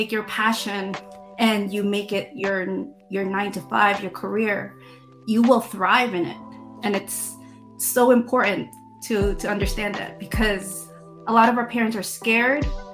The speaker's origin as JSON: {"language": "English", "town": "New York City", "region": "New York", "country": "United States", "tie": "born or raised there", "said": "I grew up in Queens, in New York"}